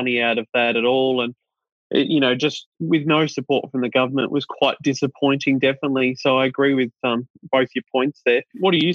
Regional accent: Australia; I'm Australian

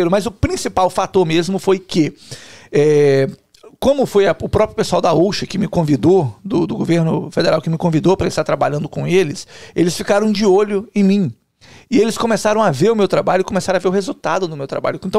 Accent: Cachoeiro de Itapemirim, Espírito Santo, Brazil; Não, eu sou de Cachoeiro, mas sou lá.

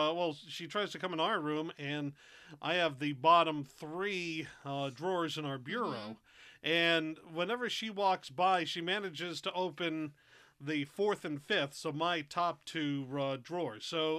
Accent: New England, United States; we're from New England. And up here, you know, there are two factions.

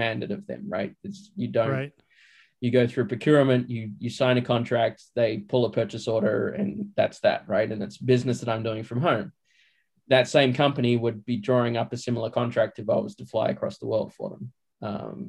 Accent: Australia; now in Los Angeles, United States; I'm Australian. I live here

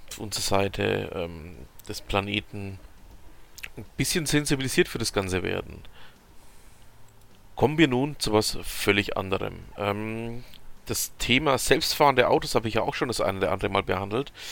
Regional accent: Bavaria, Germany; Ihr habt es ja schon mitbekommen, ähm, ich als Franke ähm, habe ein gewisses Problem mit den Bayern.

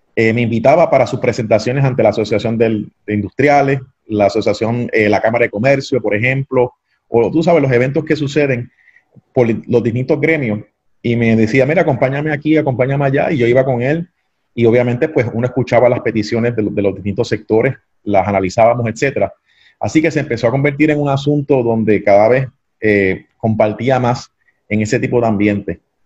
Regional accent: Ponce, Puerto Rico; also born or lived in Mayagüez; soy ponceño, nacido y criado en la ciudad señorial, la Perla

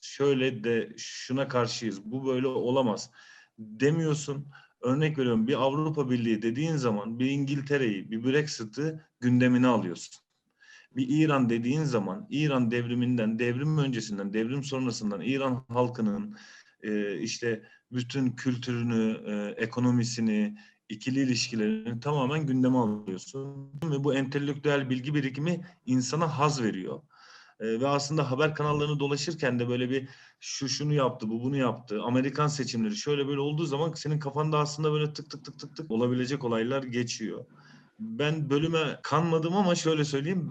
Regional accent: Bursa, Turkey; doğma büyüme Bursa.

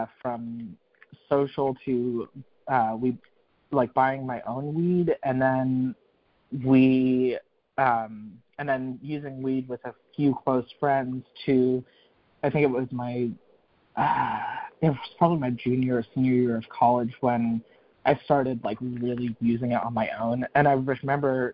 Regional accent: North Carolina, United States; moved back to North Carolina.

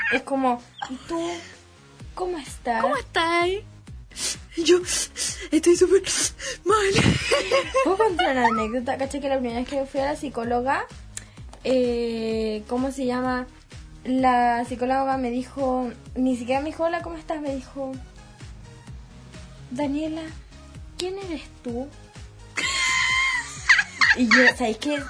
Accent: San Rosendo, Biobío, Chile; Yo vengo de San Rosendo a vivir a la ciudad.

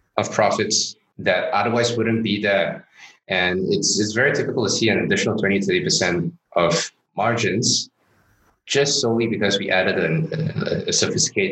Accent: Johor Bahru, Johor, Malaysia; moved away; also born or lived in Singapore; As a kid, I grew up in Johor Bahru, Malaysia, just across the causeway

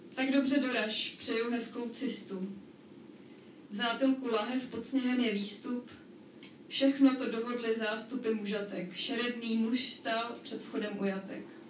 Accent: Prague, Czechia; pocházím z Prahy a jsem v podstatě jakoby tímhle samozřejmě ovlivněná

